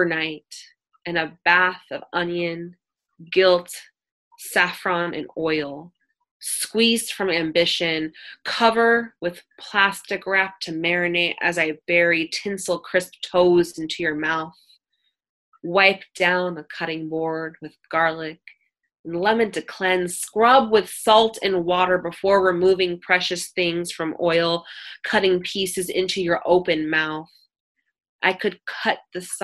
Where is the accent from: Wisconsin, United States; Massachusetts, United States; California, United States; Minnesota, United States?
California, United States; Oakland